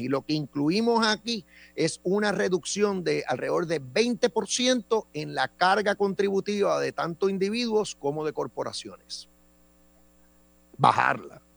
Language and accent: Spanish; Puerto Rico; mientras nosotros seamos ciudadanos americanos